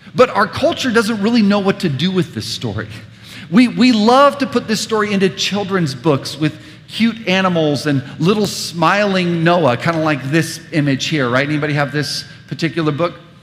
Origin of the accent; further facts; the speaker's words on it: United States; us as suburban American Christians